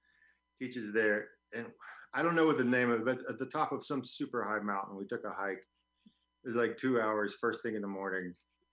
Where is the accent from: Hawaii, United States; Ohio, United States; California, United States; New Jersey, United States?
California, United States; San Francisco; moved away as an adult; also born or lived in Portland / New Mexico; I was living on the West Coast in Northern California. I was born in San Francisco.